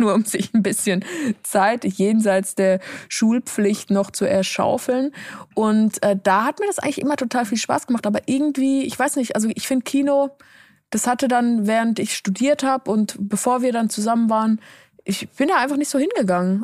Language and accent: German; Switzerland; moved away; so wie ich es in der Schweiz gelernt habe.